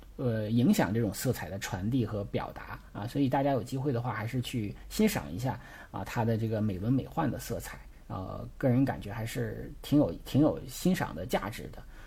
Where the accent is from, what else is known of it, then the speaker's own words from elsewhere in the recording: China; 因为我们中国人是比较喜欢社交，比较喜欢扎堆儿的啊